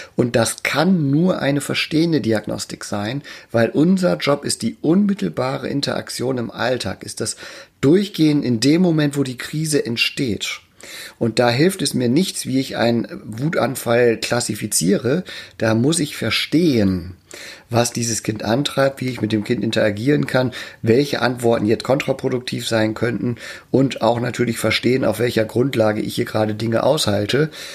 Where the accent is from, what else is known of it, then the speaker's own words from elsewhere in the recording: Emden, Lower Saxony, Germany; in meiner Geburtsstadt in Emden